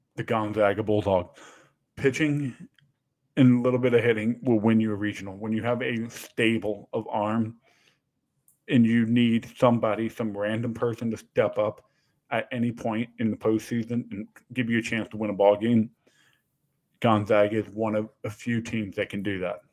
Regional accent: Atlanta, Georgia, United States; my hometown Atlanta Braves

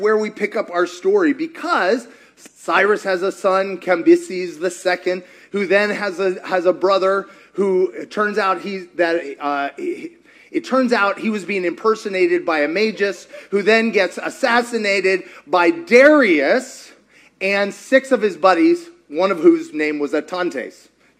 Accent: Kentucky, United States; I grew up in Kentucky. We have very interesting family trees.

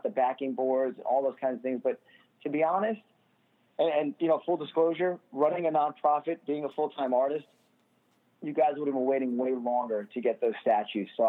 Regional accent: New York City, New York, United States; I'm from Staten Island

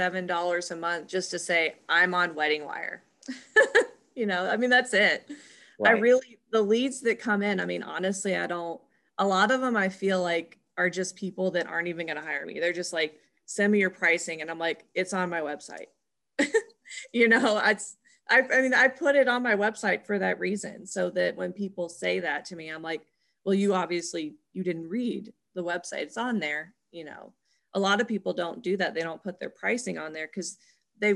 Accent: Memphis, Tennessee, United States; born there; Like I was born in Memphis, so.

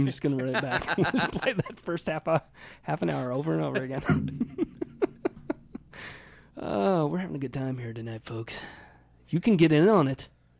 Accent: Indiana, United States; accent: Midwestern; moved away; I grew up in the Midwest where people are just people.

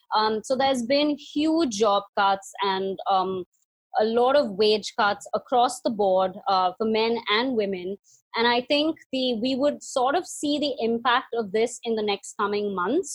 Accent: India; moved away as an adult; also born or lived in New Zealand; now in Delhi, India; growing up in India, I mean, I had an amazing childhood

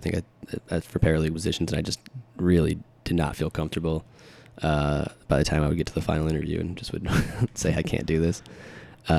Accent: Connecticut, United States; moved away as an adult; now in Chicago, United States; I was born in Connecticut originally

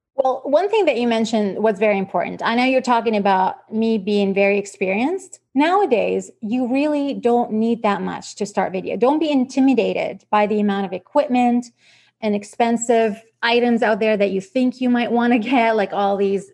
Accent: Iraq; English is a second language; moved away as an adult; also born or lived in Vancouver, Canada; now in Canada; I grew up in Iraq, so I spent uh, the majority of my time um, as a child over there

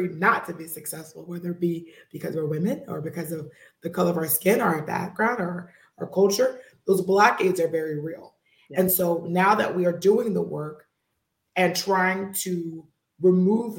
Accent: Texas, United States; I'm from Texas, 100%, born, raised, stayed here throughout my entire life.

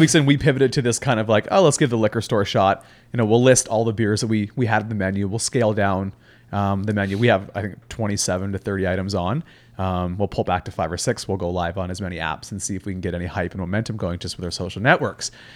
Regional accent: Halifax, Nova Scotia, Canada; moved away as an adult; also born or lived in Whistler / Vancouver; now in Toronto, Canada; so I'm actually born and raised in Halifax, Nova Scotia.

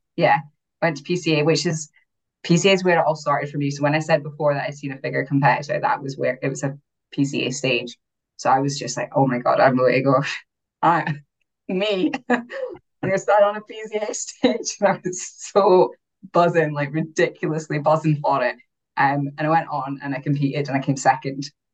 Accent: Aberdeen, Scotland, United Kingdom; First show was in Aberdeen, so my hometown

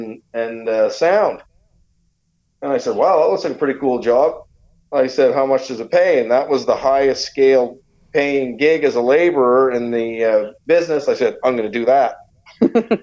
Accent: Saint John, New Brunswick, Canada; We were really lucky as kids here growing up in St. John

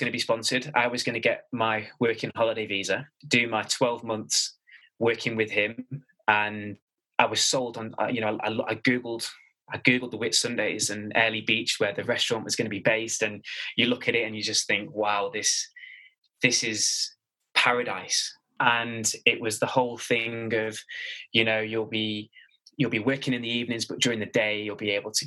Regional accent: Manchester, North West England, United Kingdom; moved away as an adult; also born or lived in Melbourne, Australia / London; I'm a born and bred Mancunian

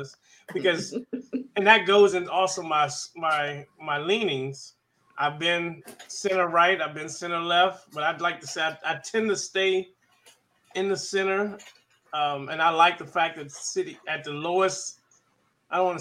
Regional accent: Washington, District of Columbia, United States; moved away as an adult; now in Killeen, United States; I was born and raised in Washington, D.C.

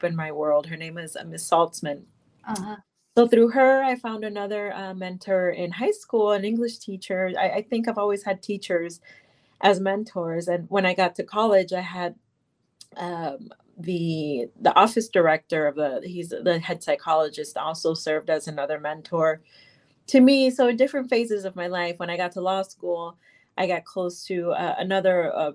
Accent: Miami, Florida, United States; I grew up in Miami, Florida, and most people around me were people that came to the United States.

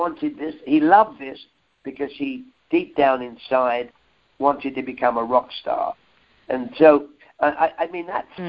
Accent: London, United Kingdom; accent: Cockney; I am a Cockney kid, uh-huh. and a, and a Cockney kid, if, if if any of your listeners don't know, is a, a kid that grew up in the East End of London

